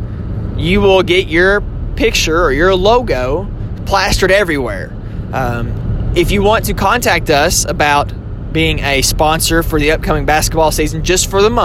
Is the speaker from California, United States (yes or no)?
no; Southern Kentucky, United States; accent: country twang; I am from Southern Kentucky, so sometimes my country twang may come out of me